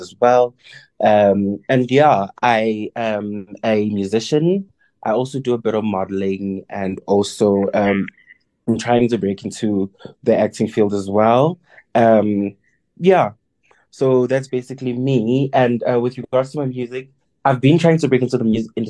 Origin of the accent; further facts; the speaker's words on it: KwaZulu-Natal, South Africa; now in Johannesburg, South Africa; born and bred in KZN, but I am currently based in Johannesburg